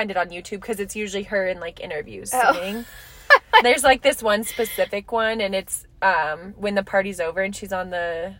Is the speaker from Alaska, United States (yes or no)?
yes; Alaska, United States; We're in the dead of winter. And I came from Alaska.